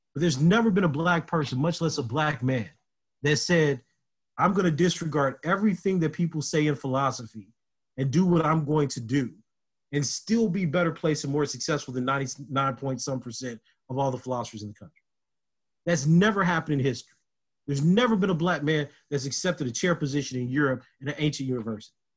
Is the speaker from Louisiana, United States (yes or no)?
yes; Lake Charles, Louisiana, United States; moved away; also born or lived in Southern Illinois; a black boy from Lake Charles, Louisiana